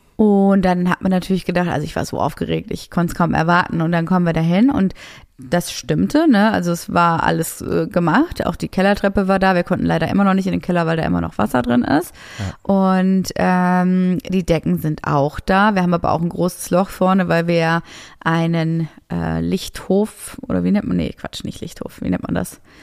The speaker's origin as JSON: {"language": "German", "town": "Essen", "region": "North Rhine-Westphalia", "country": "Germany", "tie": "born or raised there", "moved": "yes", "said": "meine Heimat. Ich komme ja aus Essen"}